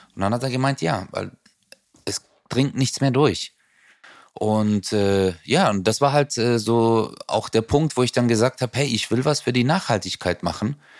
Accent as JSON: {"language": "German", "region": "Southern Germany", "country": "Germany", "said": "bei uns im Süden"}